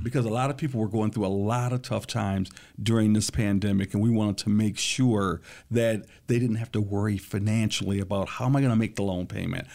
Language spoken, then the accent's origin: English; Lansing, Michigan, United States; I was born and raised here in Lansing, Michigan